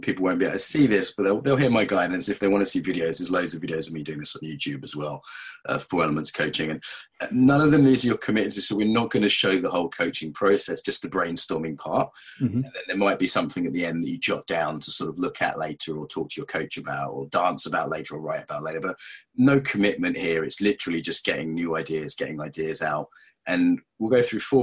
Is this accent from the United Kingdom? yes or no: yes; England, United Kingdom; I'm English